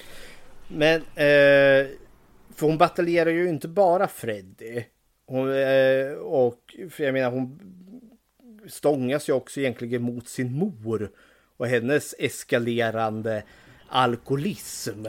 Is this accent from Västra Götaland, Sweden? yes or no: no; Eskilstuna, Södermanland, Sweden; Och för det var ju precis där jag bodde, Borsökna som det heter. Där växte jag upp jättelugnt, skönt och trevligt